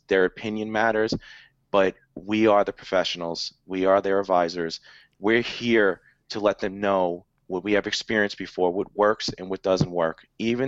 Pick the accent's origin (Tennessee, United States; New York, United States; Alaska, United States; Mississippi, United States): New York, United States; that's pretty funny, because I'm from New York.